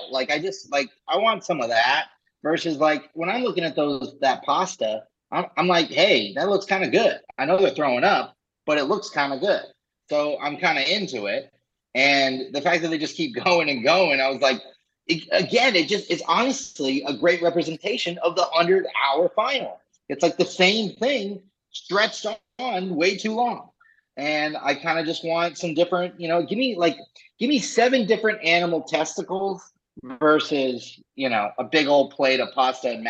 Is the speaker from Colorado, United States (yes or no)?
yes; Colorado, United States; moved away; also born or lived in East Coast; I grew up in Colorado